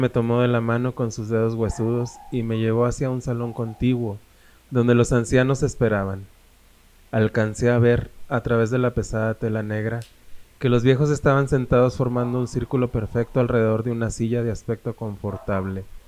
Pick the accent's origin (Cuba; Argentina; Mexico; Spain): Mexico; Saltillo, Coahuila; yo soy de Saltillo